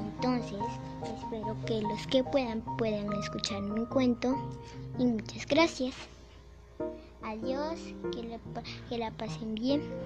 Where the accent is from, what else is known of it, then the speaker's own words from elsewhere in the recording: Venezuela; soy venezolana